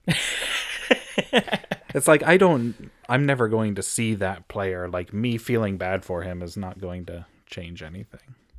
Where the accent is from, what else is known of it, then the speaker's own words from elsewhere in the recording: United States; as an American